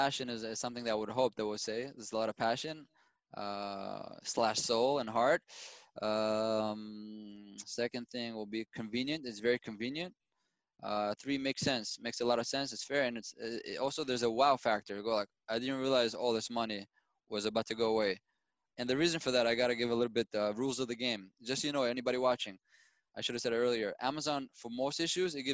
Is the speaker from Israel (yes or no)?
yes; Israel; I was born and raised in Israel